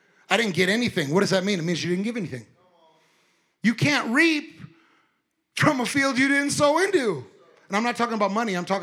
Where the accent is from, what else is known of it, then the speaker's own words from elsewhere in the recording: California, United States; I was born and raised in California